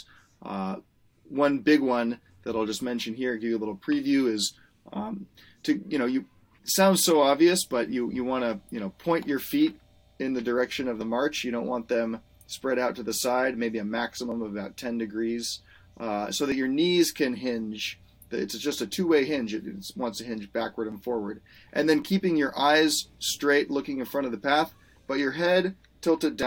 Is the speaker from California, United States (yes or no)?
yes; Marin County, California, United States; growing up in Marin County